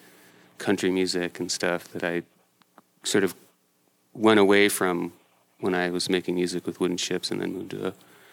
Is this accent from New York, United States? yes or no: no; Connecticut, United States; now in Portland, United States; I was born and raised in Connecticut.